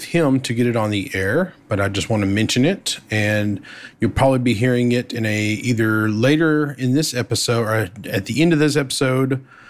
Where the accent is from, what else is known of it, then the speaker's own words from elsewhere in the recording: Texas, United States; I'm Texan.